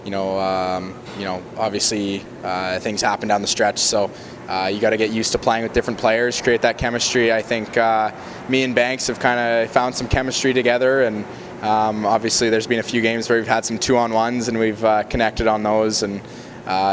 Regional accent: Kamloops, British Columbia, Canada; being in my hometown

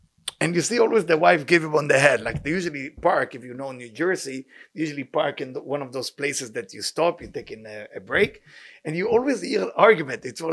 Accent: Israel; moved away; I grew up in a tough neighborhood in Israel

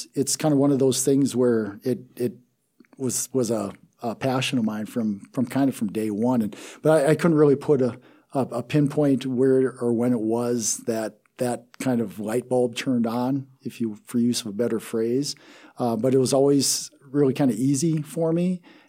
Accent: Taber, South Dakota, United States; Yeah, I'm originally from South Dakota. Grew up in a real small town called Taber, South Dakota.

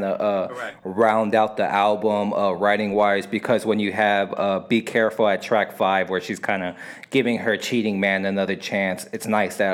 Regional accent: United States; I'm American

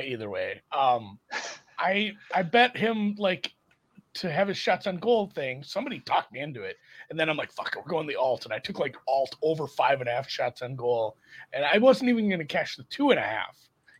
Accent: Minnesota, United States; I grew up in Minnesota.

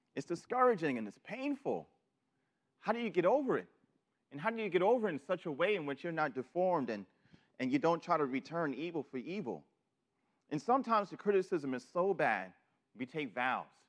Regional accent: New York City, New York, United States; moved away; I'm from New York City

